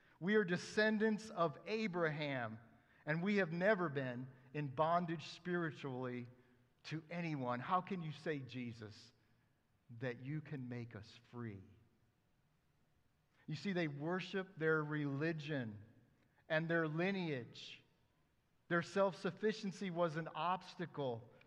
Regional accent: Western New York State, United States; I grew up in Western New York State

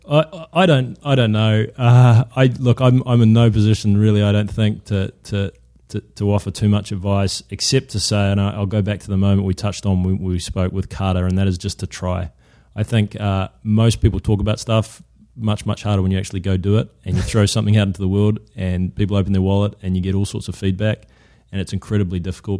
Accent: New Zealand; moved away as an adult; also born or lived in London, United Kingdom; now in United States; as a Kiwi to be able you know with a business based here to be able to go back to New Zealand

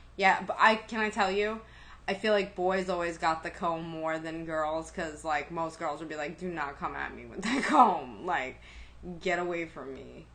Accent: New York, United States; accent: New York; as a city kid, like as a New Yorker

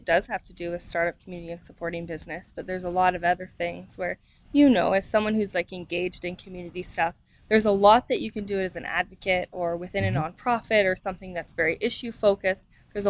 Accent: Ethel, Ontario, Canada; now in London, Canada; We're from very near each other. I'm from Ethel, which most people don't know, but you might.

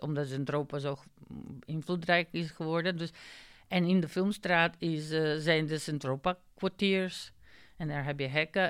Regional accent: North Macedonia; Dutch is a second language; now in Netherlands; ik kom uit Macedonië en ik heb in Nederland gestudeerd

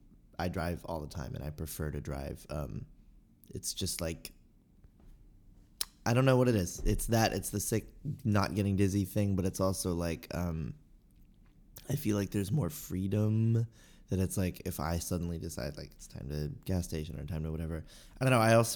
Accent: Los Angeles, California, United States; now in Valencia, United States; I did. I grew up in Los Angeles, but mostly in the San Fernando Valley. And then from there, I moved all around the San Fernando Valley, and then I lived in West LA for 3 years, and now I live in Valencia

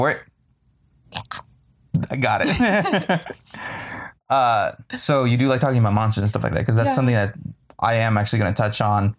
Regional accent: Bay Area, California, United States; We are Bay Area people because we say like a lot. So we are apparently from California.

